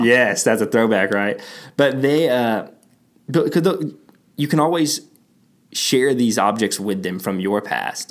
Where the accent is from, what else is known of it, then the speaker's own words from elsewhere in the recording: Texas, United States; I'm from Texas